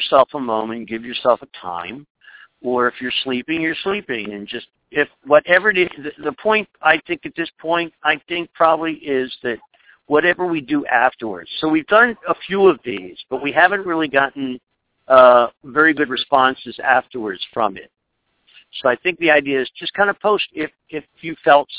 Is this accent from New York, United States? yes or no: yes; New York, United States; I'm just a New Yorker